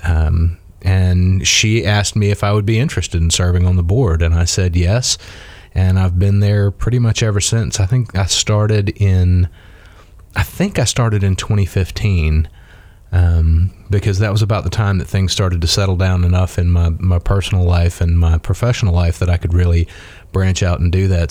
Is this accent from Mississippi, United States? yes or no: yes; South Mississippi, United States; moved away as an adult; also born or lived in Muskogee, Oklahoma / Tallahassee, Florida / Pensacola, Florida / Tennessee; now in Dothan, United States; I grew up in South Mississippi